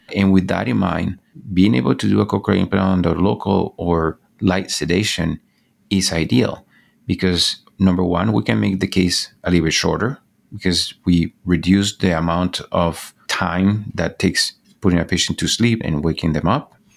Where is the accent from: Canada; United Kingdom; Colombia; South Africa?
Colombia; Bogota, Bogotá Capital District; moved away as an adult; now in United States; I was born and raised in Bogota, Colombia.